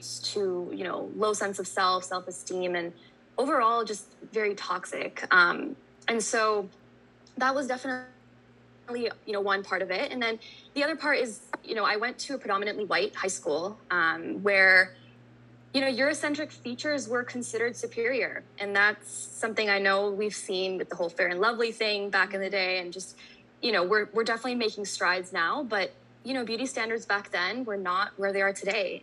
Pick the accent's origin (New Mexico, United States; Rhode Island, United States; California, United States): California, United States; Bay Area; I'm a South Asian content creator born and raised in the Bay Area